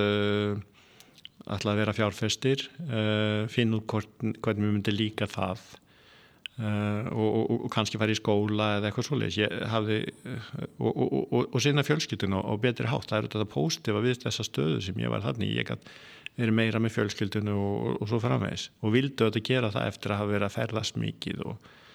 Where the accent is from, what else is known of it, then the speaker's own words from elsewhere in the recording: Iceland; moved away; also born or lived in Norway; fættur alveg upp á Íslandi, eh, ég er með íslenskan passa